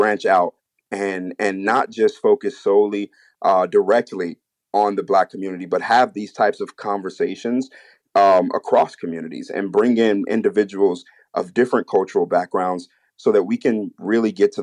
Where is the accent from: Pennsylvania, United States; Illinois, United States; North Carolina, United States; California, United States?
Illinois, United States; Chicago; I grew up in Chicago